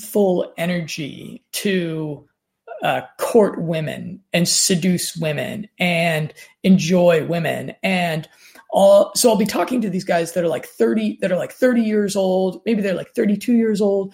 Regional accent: Denver, Colorado, United States; moved away; friends of mine that I grew up with there in Denver, Colorado

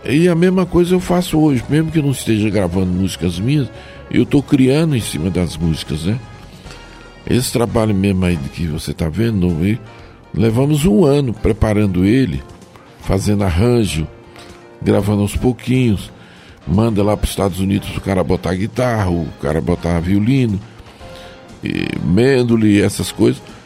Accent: Joaíma, Minas Gerais, Brazil; Sou mineiro, do Vale do Jequitinhonha, vale Minas Gerais. Cidade de Joaíma.

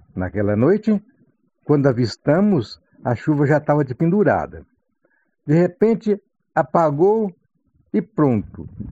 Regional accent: Brazil; Lá no Lajeado, sítio do meu pai

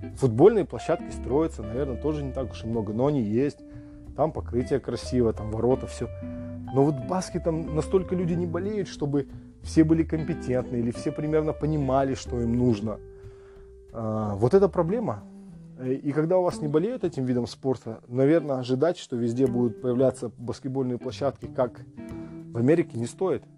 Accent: Temirtau, Karaganda Region, Kazakhstan; я сам из Тимиртау, там был, э, учился в школе

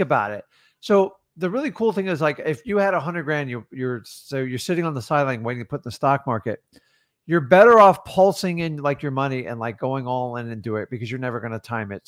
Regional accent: Florida, United States; I'm from Florida

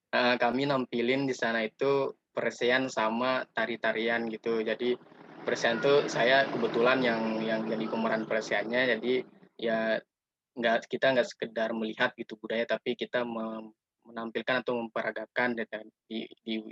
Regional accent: West Nusa Tenggara, Indonesia; now in Depok, Indonesia; kita dari NTB tuh jauh dari kampung halaman seperti itu.

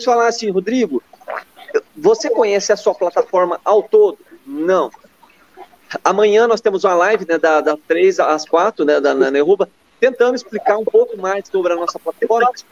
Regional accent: Minas Gerais, Brazil; eu já sou mineiro

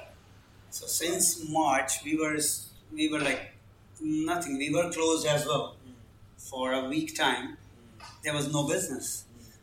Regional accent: Punjab, India; moved away as an adult; now in London, United Kingdom; born and brought up in Punjab, which is in northern India.

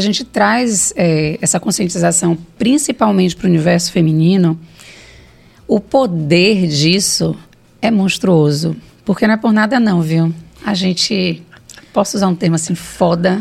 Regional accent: Salvador, Bahia, Brazil; Eu vim do Bonfim, né? Bonfim não, da Cidade Baixa, do Monte Serra, é, fui criada por dois professores

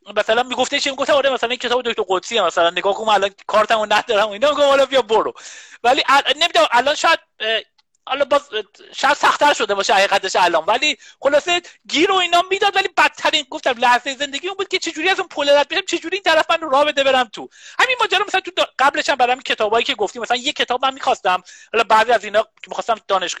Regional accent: Qazvin, Qazvin Province, Iran; moved away; من بچه قزوین هستم

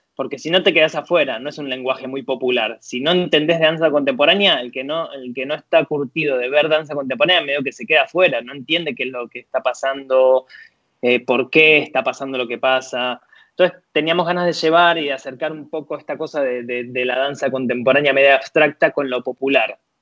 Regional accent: Tigre, Buenos Aires Province, Argentina; moved away as an adult; now in Paris, France; nací en Tigre, provincia de Buenos Aires

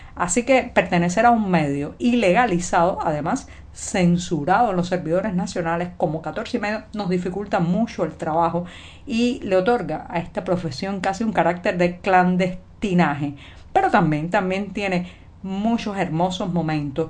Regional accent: Cuba; also born or lived in Havana; cubana, periodista, ciudadana

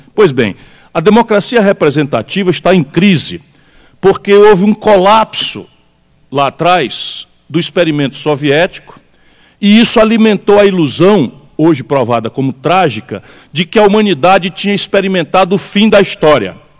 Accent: Sobral, Ceará, Brazil; eu sou do interior do Brasil. Eu venho do interior do, do, do, Ceará, Sobral

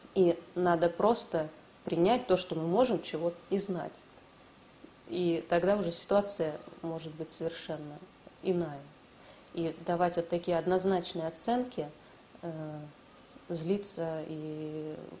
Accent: Russia; Лично я, я родилась в России. Я здесь выросла

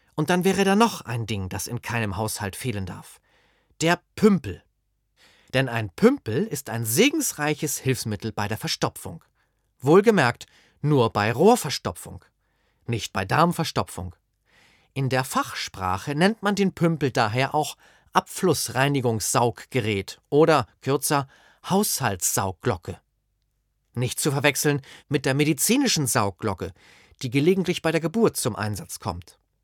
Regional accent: Schleswig-Holstein, Germany; first language German; Meine Muttersprache war also Hochdeutsch oder das, was wir Holsteiner dafür hielten.

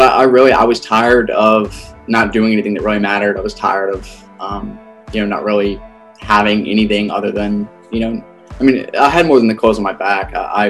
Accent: South Carolina, United States; South Carolina.

